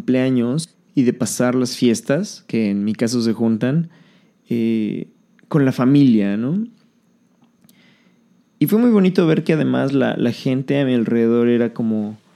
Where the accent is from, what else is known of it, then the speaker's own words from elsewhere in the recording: Mexico City, Mexico; born there; now in Riviera Maya, Mexico; ya no vivo en la ciudad donde nací, en la Ciudad de México. He vivido en muchos lugares de la República